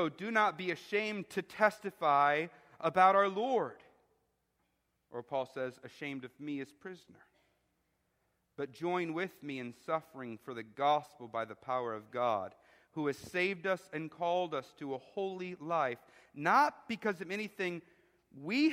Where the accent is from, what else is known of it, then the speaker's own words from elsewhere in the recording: Chicago, Illinois, United States; moved away; I'm from Chicago